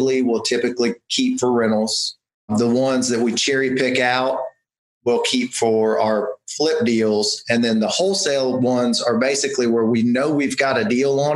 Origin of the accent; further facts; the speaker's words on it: Mississippi, United States; I'm from Mississippi